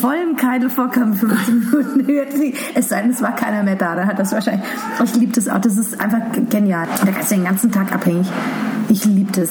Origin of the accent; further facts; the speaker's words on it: Munich, Bavaria, Germany; Ich bin halt ein Schwabinger Kind. Ich bin in der Schellingstraße groß geworden